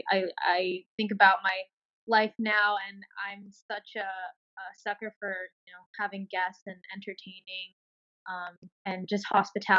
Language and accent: English; New York City, New York, United States; I grew up in Bayside, Queens.